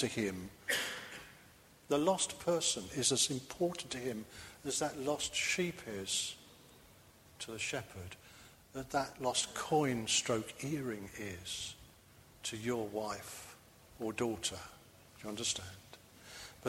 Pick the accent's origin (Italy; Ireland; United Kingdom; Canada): United Kingdom; London; now in Bristol, United Kingdom; I'm a townie. I was brought up in London